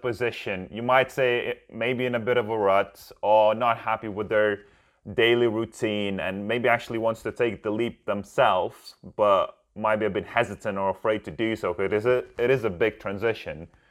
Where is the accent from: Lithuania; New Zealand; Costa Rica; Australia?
Lithuania; moved away; I myself am an immigrant and I'm originally from Lithuania